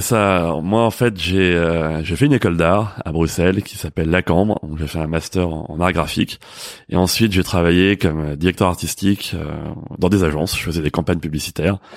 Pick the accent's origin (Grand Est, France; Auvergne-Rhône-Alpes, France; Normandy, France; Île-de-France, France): Île-de-France, France; Paris; en tant que Parisien